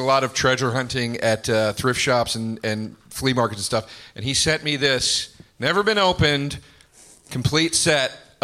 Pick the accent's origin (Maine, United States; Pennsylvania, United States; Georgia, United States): Pennsylvania, United States; Philadelphia; I'm from Philly